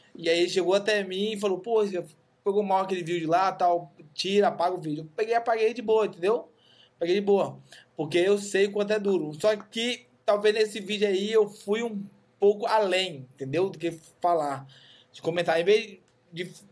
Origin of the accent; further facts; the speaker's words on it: Brazil; eu sou brasileiro